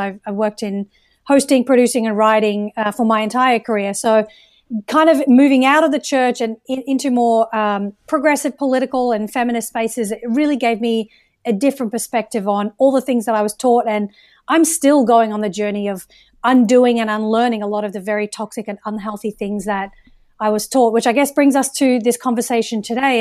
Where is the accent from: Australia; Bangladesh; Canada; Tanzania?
Australia; moved away as an adult; also born or lived in United Kingdom; now in United States; I was born in the U K, raised in Australia, where I would consider myself Australian for conversation's sake